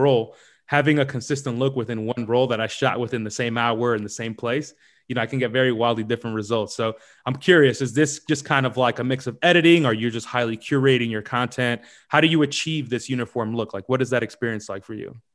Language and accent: English; New York City, New York, United States; moved away; also born or lived in London; I'm from New York, but I'm in London right now